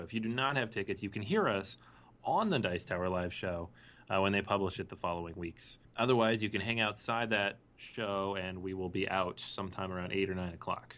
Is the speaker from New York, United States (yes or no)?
yes; New York City, New York, United States; I'm from New York or live in New York now